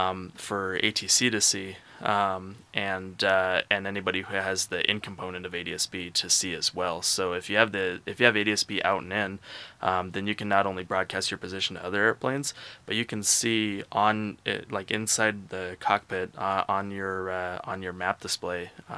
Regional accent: Boise, Idaho, United States; also born or lived in California / North Carolina; So I call Boise my hometown. The reason is because I spent all 4 years of high school there.

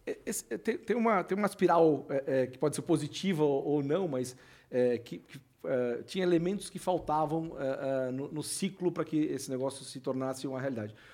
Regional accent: Florianópolis, Santa Catarina, Brazil; eu sou de Floripa, né?

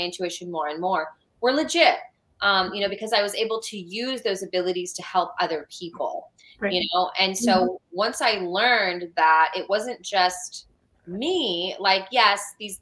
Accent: California, United States; now in Georgia, United States; I'm from California

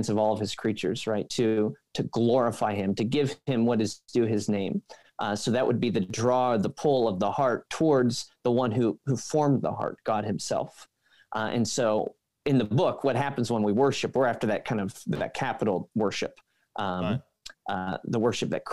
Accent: Pennsylvania, United States; moved away as an adult; also born or lived in Philadelphia / California; now in Michigan, United States; I'm actually from Pennsylvania

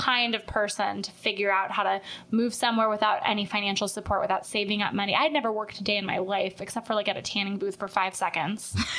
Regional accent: Deerfield, Illinois, United States; now in Los Angeles, United States; I am from Chicago. I'm really from Deerfield.

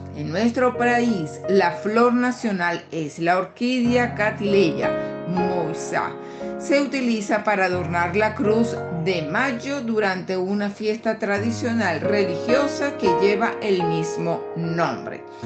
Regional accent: Venezuela; en mi país, en nuestro país Venezuela

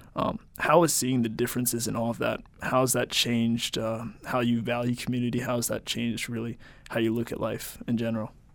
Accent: United States; I was raised in America.

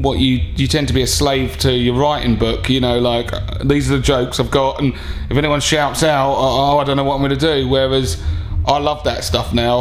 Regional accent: Harlow, East of England, United Kingdom; also born or lived in London; I am from Harlow, someone's got to be. To be honest, my mum's from there and I obviously grew up there.

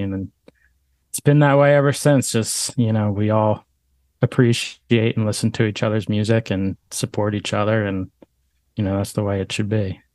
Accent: Langhorne, Pennsylvania, United States; moved away as an adult; also born or lived in West Chester, Pennsylvania; now in Philadelphia, United States; I'm from Bucks County, uh, Langhorne area. Um, I grew up there, went to Neshaminy High School

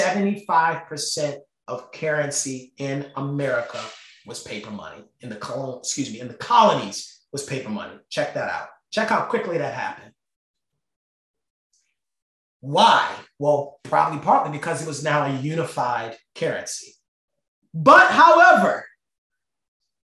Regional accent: Baltimore, Maryland, United States; accent: Baltimore; my Baltimore accent

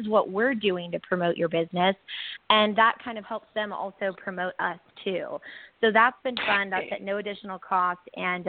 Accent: South Bay, California, United States; I grew up in South Bay

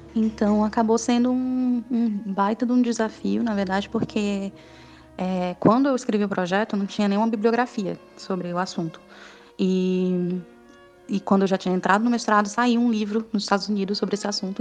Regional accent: Ceará, Brazil; moved away as an adult; now in São Paulo, Brazil; eu vim para São Paulo, né, eu sou do Ceará, e vim para São Paulo

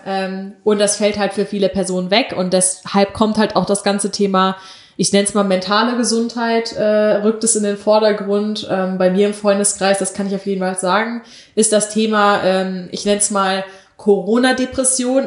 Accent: North Rhine-Westphalia, Germany; Wir sind Rheinländer.

